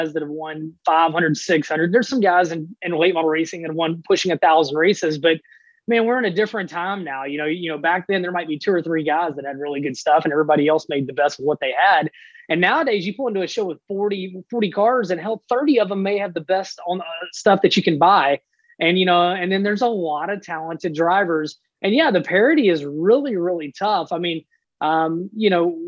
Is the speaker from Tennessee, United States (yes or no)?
yes; Memphis, Tennessee, United States; growing up in Memphis